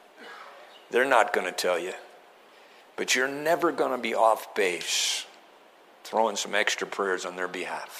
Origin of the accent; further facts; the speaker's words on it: East Coast, United States; I'm from the East Coast.